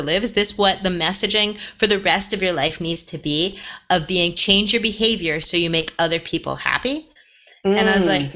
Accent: Canada; moved away as an adult; now in United Kingdom; I'm Canadian

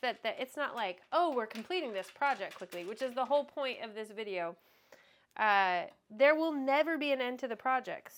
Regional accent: Texas, United States; People don't move from Texas, we're Texans

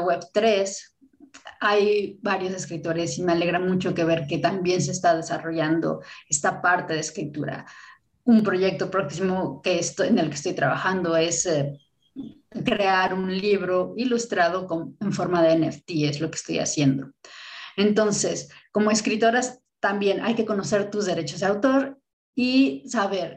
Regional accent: Mexico; como mexicana

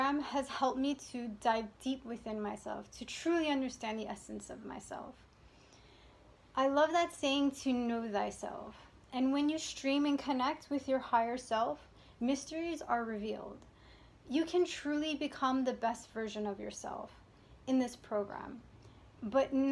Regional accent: New York, United States; now in Florida, United States; I'm originally from New York and I live in Florida.

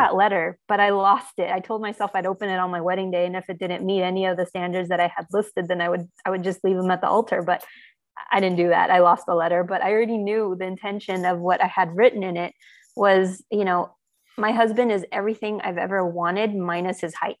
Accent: Armenia; now in United States; I was born in Armenia

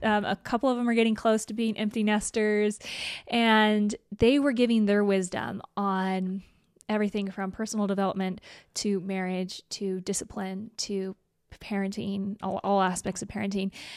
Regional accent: Idaho, United States; I'm from Idaho

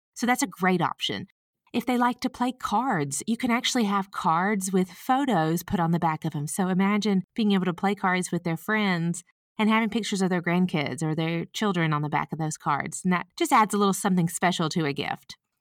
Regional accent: the South, United States; accent: Southern; I'm from the South, if you can't tell by my accent

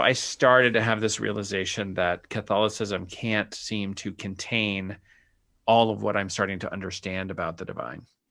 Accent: Sonoran Desert, Arizona, United States; I grew up in the Sonoran Desert

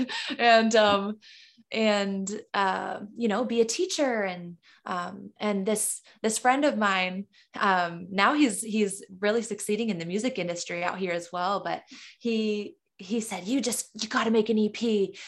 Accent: Caro, Michigan, United States; now in Los Angeles, United States; I was born and raised in Carroll, Michigan, a small, tiny town in the thumb

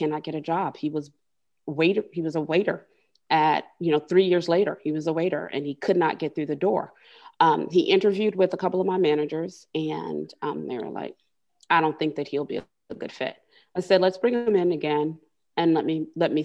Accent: Miami, Florida, United States; moved away as an adult; now in Birmingham, United States; I grew up in Miami, which is the melting pot, you know, of immigrants.

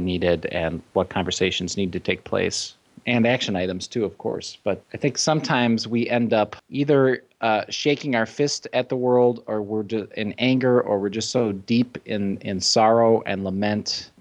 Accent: Chicago, Illinois, United States; moved away; I'm from the Chicago area

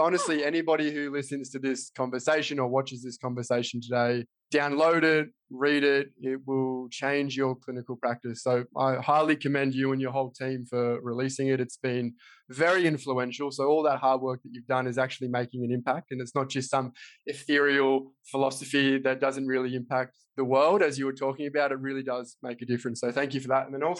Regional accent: Australia; here I'm from Australia and I did zero philosophy in all of my education.

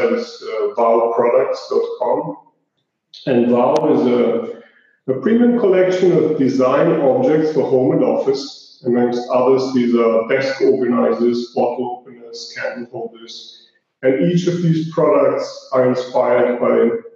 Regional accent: Zagreb, City of Zagreb, Croatia; I'm an entrepreneur from Zagreb, Croatia

